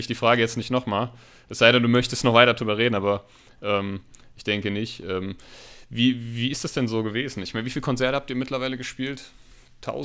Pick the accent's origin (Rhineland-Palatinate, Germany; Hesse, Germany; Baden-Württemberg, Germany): Hesse, Germany; Hanau; wir kommen ja aus Hanau